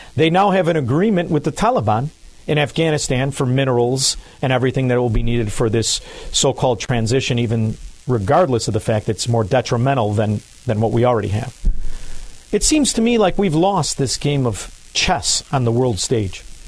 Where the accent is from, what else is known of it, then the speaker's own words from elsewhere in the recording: Illinois, United States; now in Florida, United States; I'm I'm in Florida, but I'm from Illinois